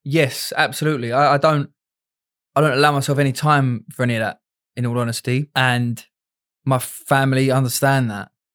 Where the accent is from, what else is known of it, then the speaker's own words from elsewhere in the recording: England, United Kingdom; me being English out there